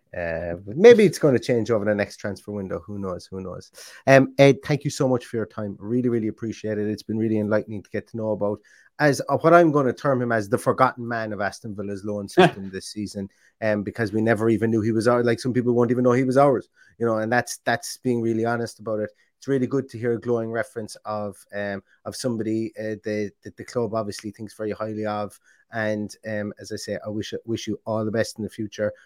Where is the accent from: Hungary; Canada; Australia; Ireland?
Ireland; I am Irish